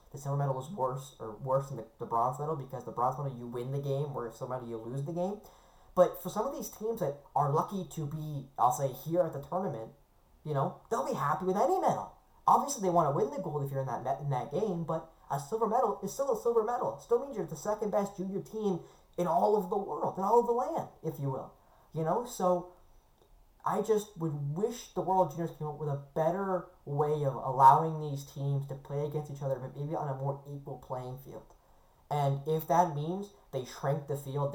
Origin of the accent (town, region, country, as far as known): Canada